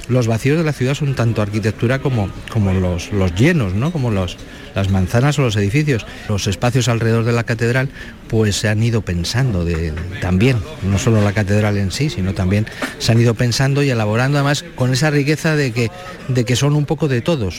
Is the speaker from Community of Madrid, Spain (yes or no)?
yes; Madrid, Community of Madrid, Spain; now in Málaga, Spain; Soy madrileño, o sea que bueno, ya soy más malagueño que madrileño, llevamos más años aquí que allí, pero que, el ocio que teníamos eh, los chavales en Madrid en los 70, pues era salir a la calle.